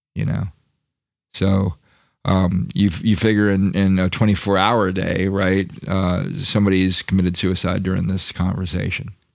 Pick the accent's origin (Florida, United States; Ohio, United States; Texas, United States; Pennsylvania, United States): Florida, United States; I come from Florida, and, you know, I come from a mixed family